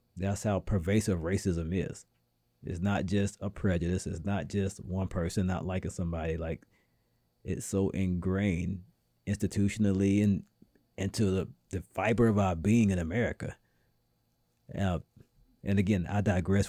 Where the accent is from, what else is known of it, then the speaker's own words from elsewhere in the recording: the South, United States; now in New England, United States; being a Southerner myself